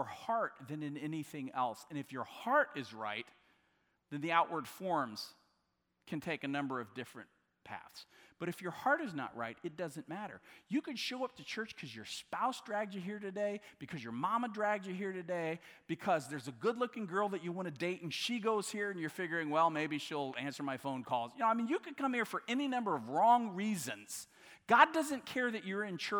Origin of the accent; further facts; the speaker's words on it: Southwest Missouri, United States; I'm from Southwest Missouri